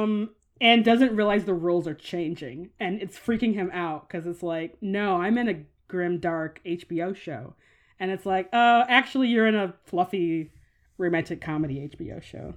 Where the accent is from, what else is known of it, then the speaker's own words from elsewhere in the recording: United States; as an American